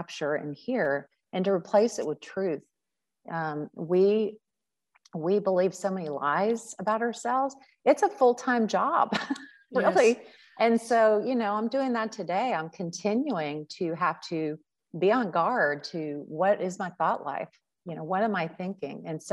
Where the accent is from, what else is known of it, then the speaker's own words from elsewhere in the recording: Cincinnati, Ohio, United States; one of my like brother figures that I grew up with in Cincinnati